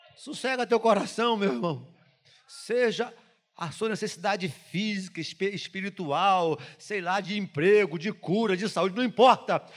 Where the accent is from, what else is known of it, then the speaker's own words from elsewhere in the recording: Brazil; eu sou nascido e criado no Jardim Metrópolis